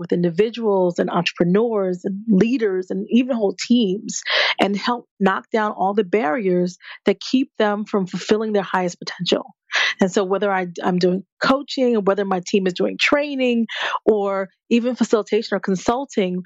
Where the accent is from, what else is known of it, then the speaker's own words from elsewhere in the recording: New Jersey, United States; moved away; I'm from Jersey originally